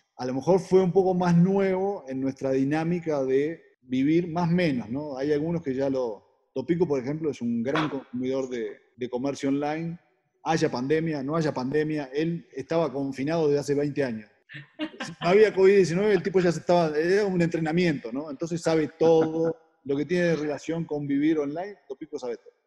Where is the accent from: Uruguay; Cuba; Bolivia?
Uruguay; moved away as an adult; now in Mexico; Llevo 20 años en México, 19, y cada vez que digo que soy uruguayo